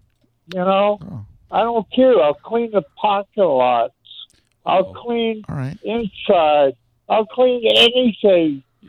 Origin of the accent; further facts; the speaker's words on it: New Hampshire, United States; moved away; also born or lived in Florida / North Carolina; Well, I'm what they call a halfback. I'm from New Hampshire, moved to Florida, and I went to North Carolina and lived there for quite a while